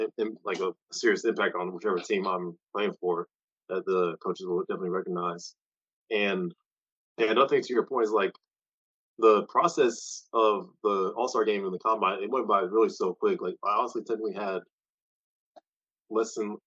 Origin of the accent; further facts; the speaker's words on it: Kansas City, United States; I'm from Kansas City.